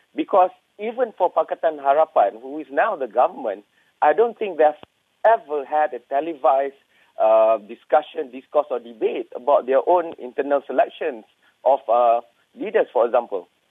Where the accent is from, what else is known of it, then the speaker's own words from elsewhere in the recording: Perlis, Malaysia; my hometown or Kampung in Perlis